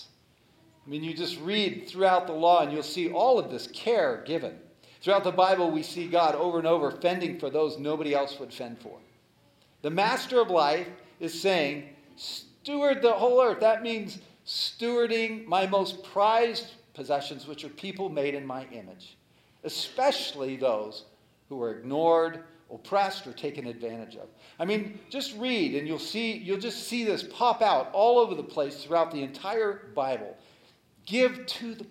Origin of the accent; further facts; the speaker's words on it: United States; I was born in America